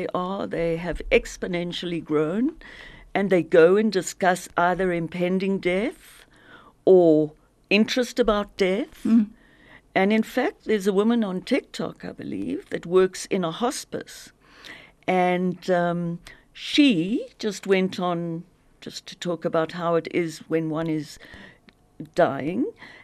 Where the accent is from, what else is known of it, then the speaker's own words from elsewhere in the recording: Zimbabwe; moved away; I grew up in Zim